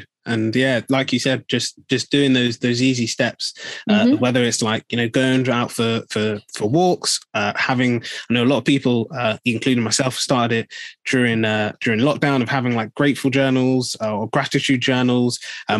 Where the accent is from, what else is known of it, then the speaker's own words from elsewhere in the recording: Nigeria; So how can, you know, I be saying that, you know, as a Nigerian, this is what I'm going through.